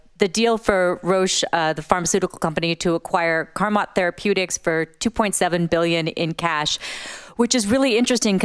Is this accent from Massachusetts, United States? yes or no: yes; Boston, Massachusetts, United States; I grew up in Boston